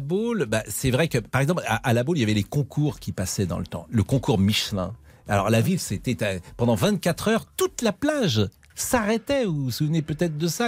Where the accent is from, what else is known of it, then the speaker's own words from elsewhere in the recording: Nantes, Pays de la Loire, France; je suis nantais